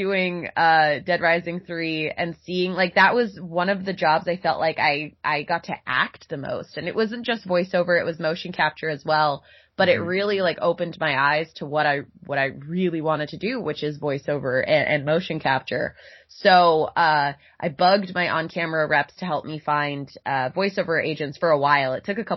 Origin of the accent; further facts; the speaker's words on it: Boca Raton, Florida, United States; I'm from Florida originally, Boca Raton